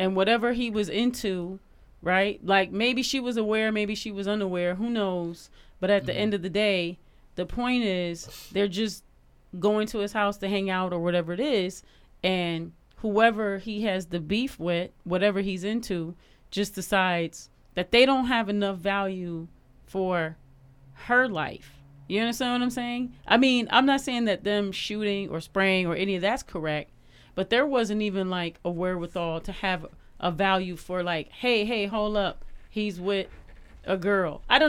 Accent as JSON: {"language": "English", "town": "New York City", "region": "New York", "country": "United States", "said": "And I remember he befriended me because I was from New York City. You know, I had just moved here from New York."}